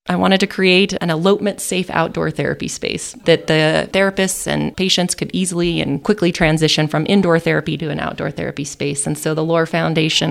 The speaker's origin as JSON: {"language": "English", "town": "Conifer", "region": "Colorado", "country": "United States", "also_born_or_lived": "Vermont / Kansas City", "moved": "as an adult", "lives_now": "San Luis Valley, Colorado, United States", "said": "I'm originally from Conifer, which is a small town just outside the metro area, metro Denver area."}